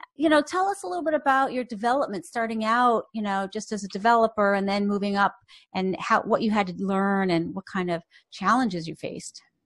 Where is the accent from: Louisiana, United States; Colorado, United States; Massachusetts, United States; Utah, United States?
Massachusetts, United States; Boston; I grew up in Boston